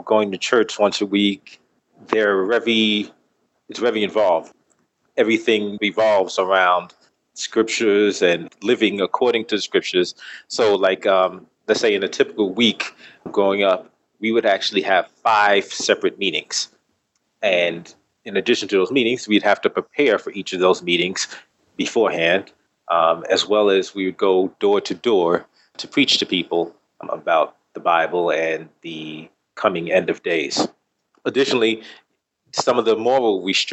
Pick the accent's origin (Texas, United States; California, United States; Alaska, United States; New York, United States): New York, United States; New York City; I was born and raised in New York, Bronx